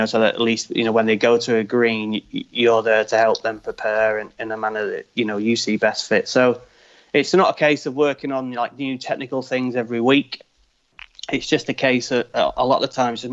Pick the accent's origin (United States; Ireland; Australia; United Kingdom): United Kingdom; I'm British